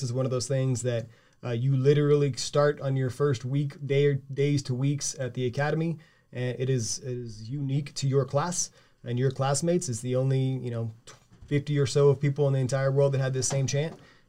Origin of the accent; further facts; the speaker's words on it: Victoria, Texas, United States; We're both from Victoria, Texas, a little old town in South Texas.